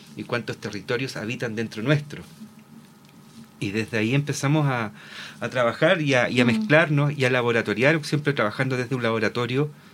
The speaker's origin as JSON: {"language": "Spanish", "town": "Concepción", "region": "Biobío", "country": "Chile", "said": "Soy de Concepción, pero regresé el dos mil diecinueve a vivir acá"}